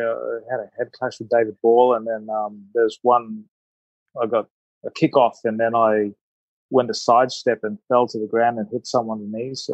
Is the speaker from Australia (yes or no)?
yes; Australia; when I was playing and growing up in Australia, I had this goal to play for Australia. Um, you know, arriving when I was eight